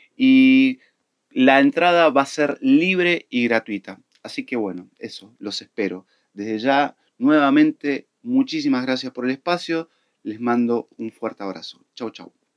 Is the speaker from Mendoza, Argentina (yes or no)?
yes; Mendoza, Argentina; now in Buenos Aires, Argentina; soy músico cantautor de los Pagos de Mendoza, radicado en la ciudad de Buenos Aires hace un tiempo